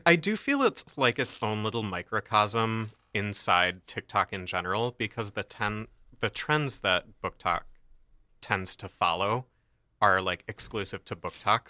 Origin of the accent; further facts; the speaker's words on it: Michigan, United States; we're from Michigan